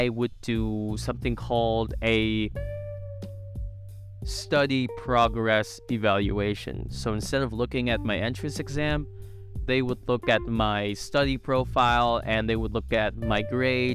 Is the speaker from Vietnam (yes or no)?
yes; Vietnam; born or raised there; moved away as an adult; now in Ho Chi Minh City, Vietnam